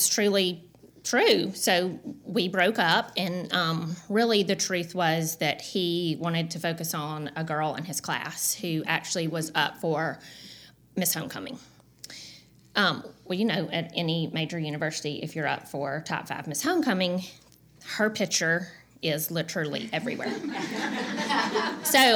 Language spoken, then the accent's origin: English; Dothan, Alabama, United States; I grew up in Dothan, Alabama, peanut capital of the world.